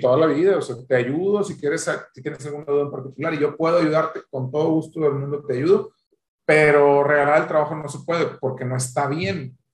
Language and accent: Spanish; Monterrey, Nuevo León, Mexico; soy de Monterrey